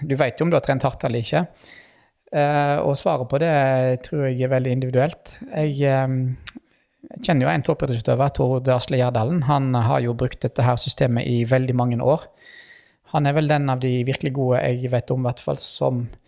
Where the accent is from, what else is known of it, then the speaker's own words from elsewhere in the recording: Western Norway, Norway; jeg kommer fra Vestlandet